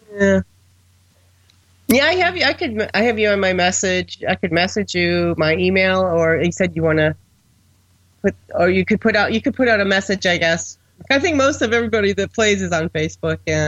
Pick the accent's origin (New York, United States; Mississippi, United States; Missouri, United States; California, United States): New York, United States; Buffalo; I'm the only person from a large metropolitan area that has no interest in baseball because I'm from Buffalo